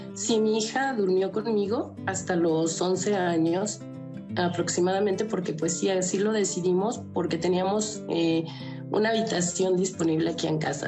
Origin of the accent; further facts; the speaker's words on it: León, Guanajuato, Mexico; Yo tengo 51 años y soy de León, Guanajuato